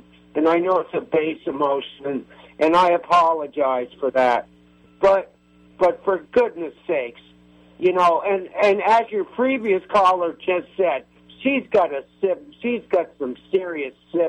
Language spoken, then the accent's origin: English; Burlington, Vermont, United States; I'm from Burlington, Vermont, and I've known Bernie since day one